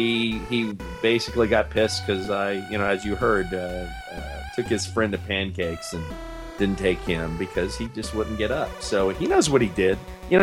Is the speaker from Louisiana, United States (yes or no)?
yes; Lafayette, Louisiana, United States; that is a band from Lafayette, Louisiana, my hometown.